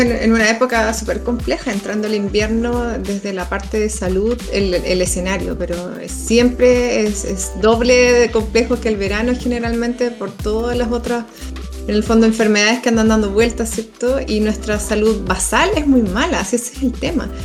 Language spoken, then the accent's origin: Spanish; Chile